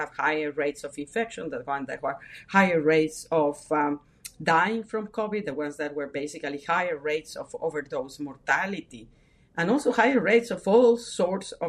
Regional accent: Mexico; moved away; I was brought up in Mexico, first family immigrations, the first one generation to be born in Mexico

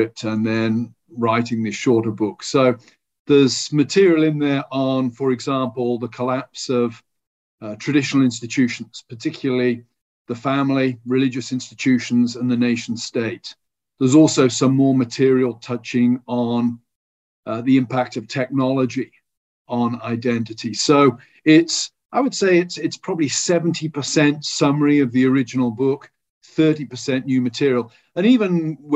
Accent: United Kingdom; as a British person

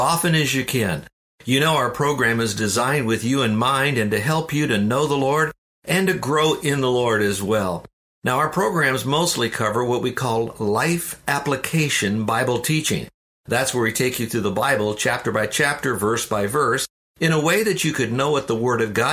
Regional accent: Downers Grove, Illinois, United States; moved away; also born or lived in Florida; I was born in Chicago, a suburb of Chicago called Downers Grove, which is near Wheaton

